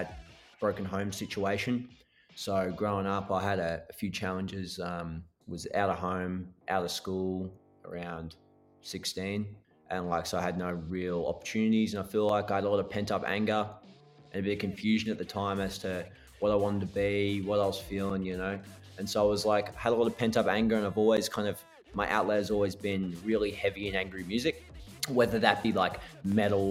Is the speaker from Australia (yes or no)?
yes; Australia; now in Melbourne, Australia; Being Aussie